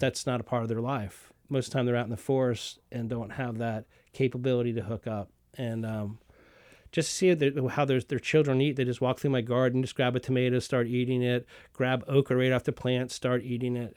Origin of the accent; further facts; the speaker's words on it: the South, Southern United States, United States; being a Southerner with my mom and, and my mom canned